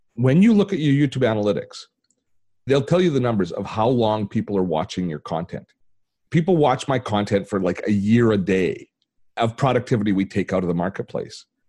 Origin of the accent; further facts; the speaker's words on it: Canada; I'm Canadian